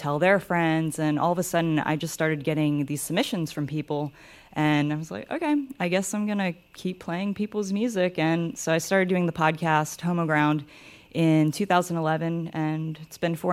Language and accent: English; North Carolina, United States; growing up in North Carolina, as a queer kid who I'm half Filipina